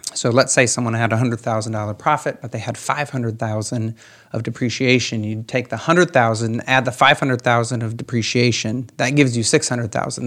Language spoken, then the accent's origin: English; Van Wert County, Ohio, United States; also born or lived in Columbus, Ohio; I'm here from Van Wert County